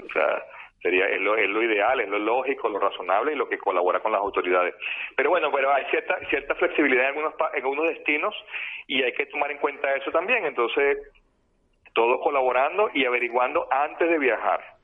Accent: Venezuela; now in Barcelona, Spain; desde que llegué a España, que yo vengo de Venezuela

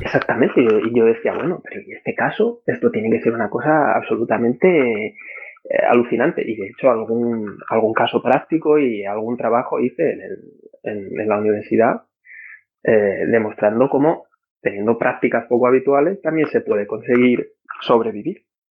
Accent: Madrid, Community of Madrid, Spain; moved away as an adult; en la Carlos III de Madrid, de donde yo soy

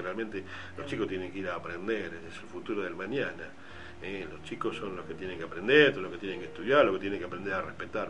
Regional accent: Bahía Blanca, Buenos Aires Province, Argentina; nací en Bahía Blanca, soy de Bahía Blanca, soy bahiense.

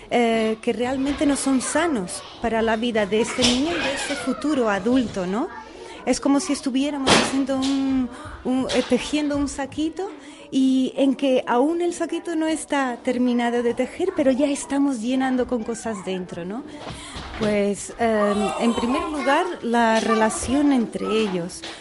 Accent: Portugal; Spanish is a second language; moved away as an adult; now in Spain; Yo soy portuguesa.

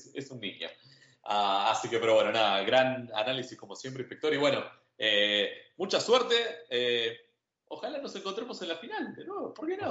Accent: Argentina; como argentino

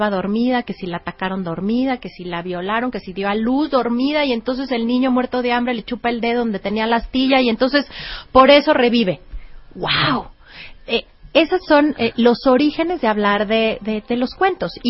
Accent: Mexico; soy orgullosamente mexicana

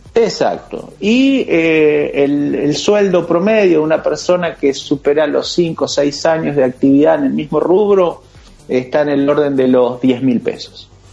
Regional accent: Argentina; nosotros los argentinos

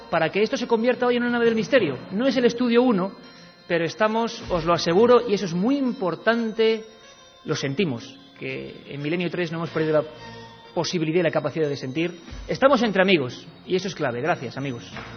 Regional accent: Vitoria-Gasteiz, Basque Country, Spain; now in Madrid, Spain; yo nací en Vitoria, yo soy vitoriano, a pesar de que llevo muchos años viviendo en Madrid

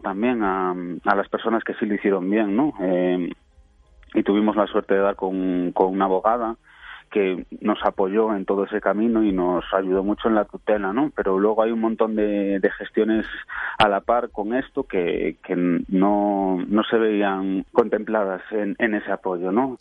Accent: Venezuela; moved away; yo y mi hermana nacimos en Venezuela

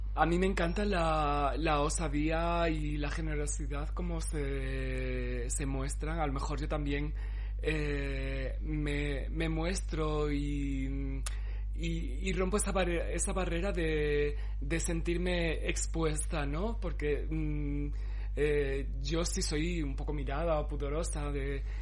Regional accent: Cáceres, Extremadura, Spain; moved away; yo me crié allí, en Cáceres

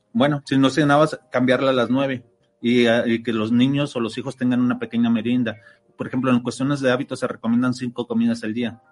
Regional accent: Mexico; nosotros como ciudadanos, como mexicanos

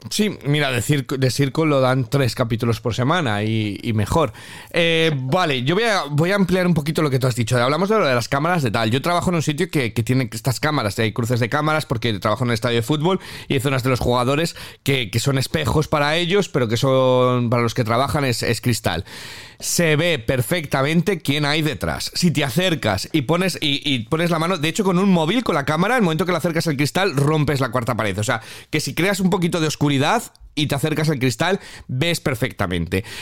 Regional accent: Spain; moved away as an adult; now in Manchester, United Kingdom; como español en Reino Unido

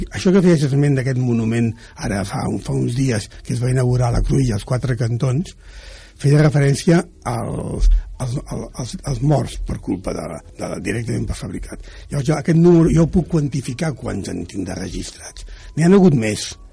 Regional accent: Barcelona, Catalonia, Spain; also born or lived in Cerdanyola del Vallès; jo vaig, vaig néixer a Sants, a Barcelona

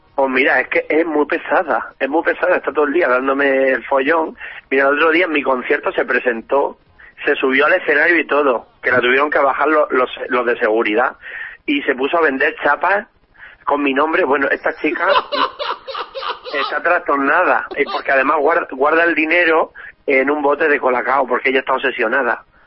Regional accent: Region of Murcia, Spain; yo soy murciana

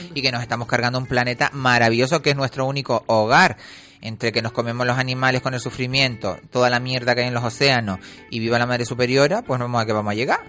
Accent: Canary Islands, Spain; como los canarios

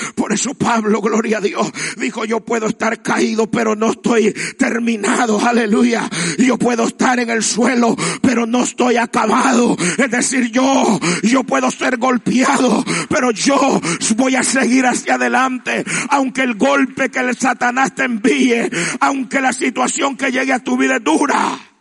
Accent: El Salvador; como buen salvadoreño

